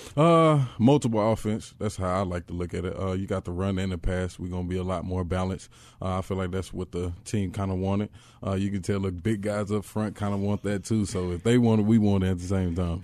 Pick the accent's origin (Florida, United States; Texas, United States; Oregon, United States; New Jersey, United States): Texas, United States; born or raised there; moved away as an adult; also born or lived in Los Angeles, California